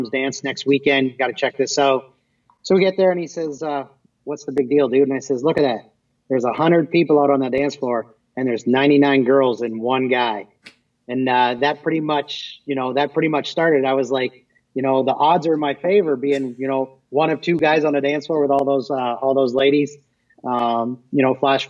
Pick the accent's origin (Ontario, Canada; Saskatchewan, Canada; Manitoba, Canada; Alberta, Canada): Ontario, Canada; Wallaceburg; moved away as an adult; now in Michigan, United States; where I was born and raised in Wallaceburg, Thamesville area, which is basically about 45 minutes over the border